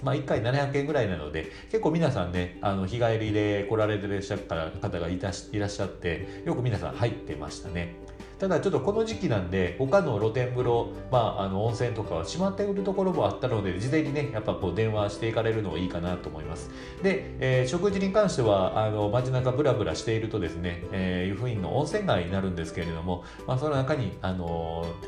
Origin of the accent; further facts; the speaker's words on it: Japan; 自分自身で日本人